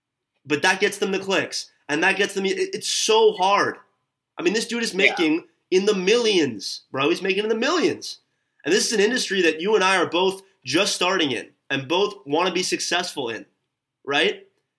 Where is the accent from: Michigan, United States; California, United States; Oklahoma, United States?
California, United States; Los Angeles; we're from LA, like you and I both.